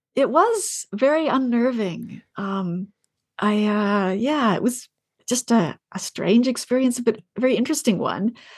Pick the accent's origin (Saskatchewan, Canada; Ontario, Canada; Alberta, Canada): Ontario, Canada; I grew up in Ontario